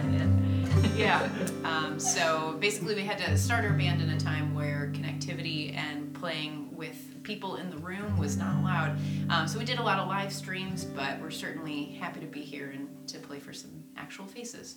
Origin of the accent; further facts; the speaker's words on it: Rochester, New York, United States; we're from Rochester, New York, which is super cold right now